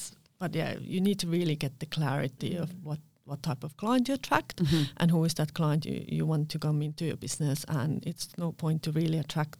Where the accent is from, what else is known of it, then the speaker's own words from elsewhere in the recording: Estonia; now in Perth, Australia; I'm a girl from Estonia doing lashes, and I was home based in Carlisle, you know.